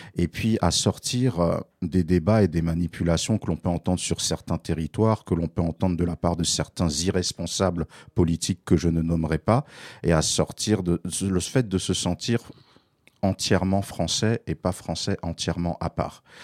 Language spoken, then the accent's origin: French; Paris, Île-de-France, France; j'ai grandi entre Barbès et Stalingrad dans les années 80 et 90